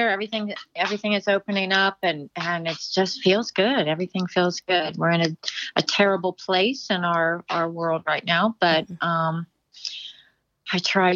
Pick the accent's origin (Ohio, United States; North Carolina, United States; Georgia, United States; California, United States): Ohio, United States; Dayton; now in Cincinnati, United States; I'm from the Dayton area, but now I live in Cincinnati.